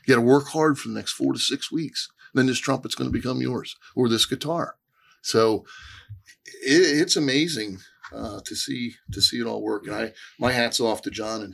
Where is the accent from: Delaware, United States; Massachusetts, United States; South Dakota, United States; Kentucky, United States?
Delaware, United States; Lewes; moved away as an adult; I'm from Lewis, the other side of the Cape May Ferry.